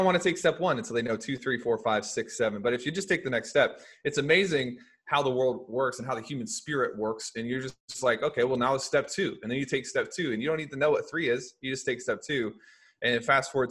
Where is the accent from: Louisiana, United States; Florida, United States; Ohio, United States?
Louisiana, United States; moved away; also born or lived in Springfield, Missouri / Memphis, Tennessee; I grew up in Louisiana